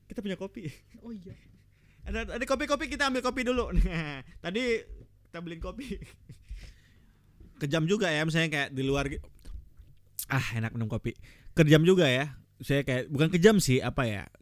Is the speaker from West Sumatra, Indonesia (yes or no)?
yes; Padang, West Sumatra, Indonesia; born there; gue emang lahir di Padang cuman gue, gue turunannya bukan Padang gue Jawa